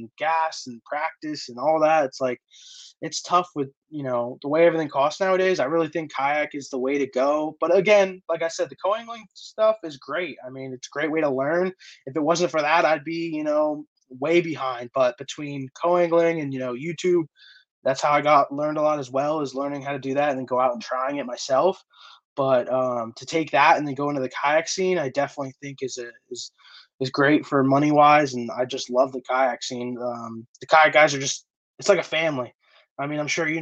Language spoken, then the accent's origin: English; the Poconos, Pennsylvania, United States; I grew up in the Poconos of Pennsylvania, born and raised, and been living here hunting and fishing my whole life.